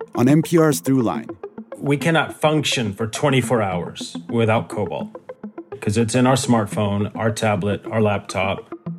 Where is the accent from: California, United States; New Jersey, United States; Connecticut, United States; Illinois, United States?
New Jersey, United States; Trenton; Trenton, New Jersey, mm-hmm. which is mm-hmm. my hometown